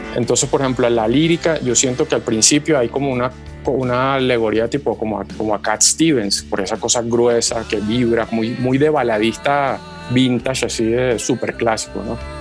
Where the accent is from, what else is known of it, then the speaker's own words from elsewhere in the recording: Valle del Cauca, Colombia; moved away; also born or lived in Venezuela; mi tierra natal, o sea, que es el Valle del Cauca